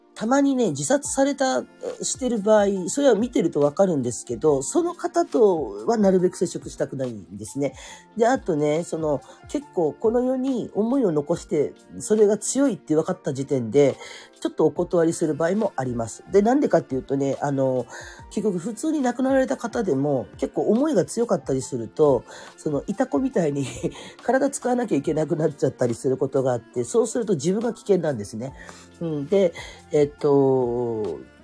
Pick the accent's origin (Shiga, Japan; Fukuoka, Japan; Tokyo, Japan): Fukuoka, Japan; Kurume; also born or lived in Oita Prefecture; now in Oita, Japan; 生まれも育ちも福岡県の久留米市なんですね